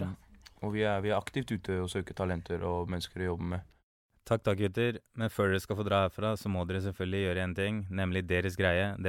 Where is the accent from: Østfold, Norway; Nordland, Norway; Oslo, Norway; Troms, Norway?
Oslo, Norway; Jeg har hatt et øre for det i og med at jeg vokste opp på Løkka, så jeg veit hva som er hva.